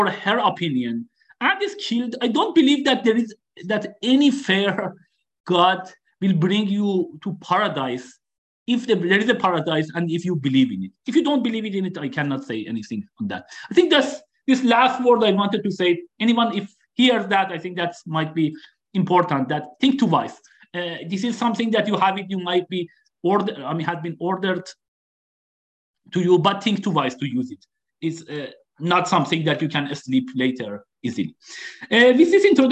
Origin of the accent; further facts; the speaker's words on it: Qazvin, Qazvin Province, Iran; moved away as an adult; now in United States; I was born in Qazvin.